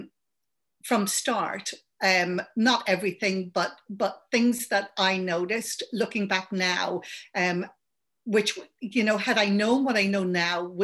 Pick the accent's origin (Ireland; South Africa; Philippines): Ireland; accent: Irish; also born or lived in London; now in Adelaide, Australia; You can probably hear I'm Irish